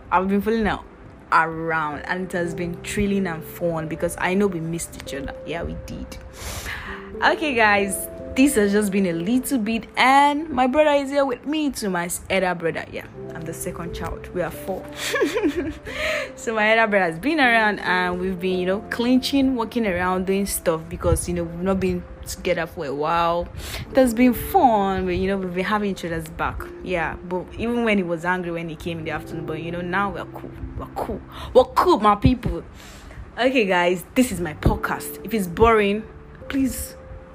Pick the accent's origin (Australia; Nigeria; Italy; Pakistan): Nigeria; now in Lagos, Nigeria; I'm a Nigerian and this is Nigeria.